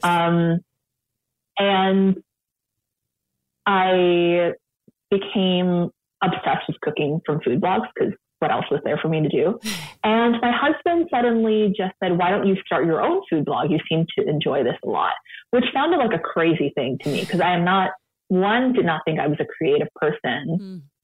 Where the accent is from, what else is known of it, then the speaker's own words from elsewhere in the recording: San Francisco, California, United States; now in Sacramento, United States; I grew up in San Francisco